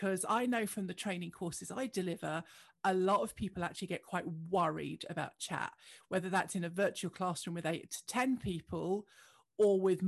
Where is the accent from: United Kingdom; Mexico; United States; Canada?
United Kingdom; I'm British